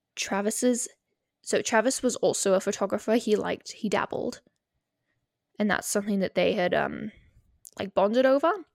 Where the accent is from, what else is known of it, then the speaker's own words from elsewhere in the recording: United Kingdom; we are British.